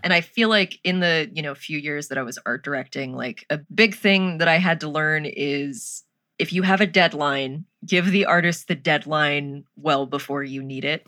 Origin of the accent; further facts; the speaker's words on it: United States; Being an American